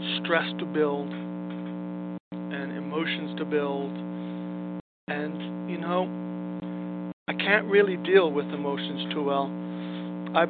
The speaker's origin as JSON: {"language": "English", "town": "New York City", "region": "New York", "country": "United States", "tie": "born or raised there", "moved": "yes", "lives_now": "Los Angeles, United States"}